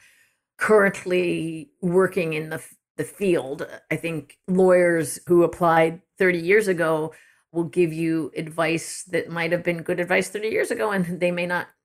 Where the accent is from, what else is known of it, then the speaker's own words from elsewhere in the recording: East Coast, United States; moved away as an adult; also born or lived in Michigan; now in Ann Arbor, United States; I'm from the East Coast originally